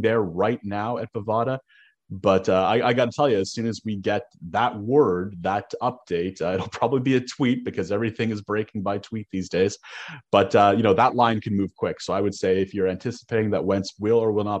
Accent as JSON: {"language": "English", "country": "Canada", "tie": "born or raised there", "said": "growing up in Canada, playing pond hockey in, you know, late January, early February"}